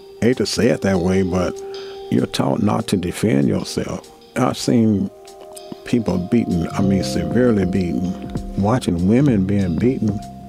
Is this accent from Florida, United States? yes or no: no; Chattanooga, Tennessee, United States; also born or lived in Nashville; I'm from Chattanooga, Tennessee.